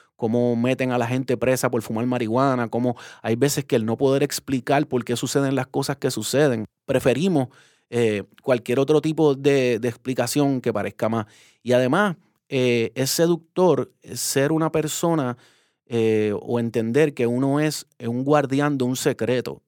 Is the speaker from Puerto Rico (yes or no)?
yes; Puerto Rico; como puertorriqueños colonizados que somos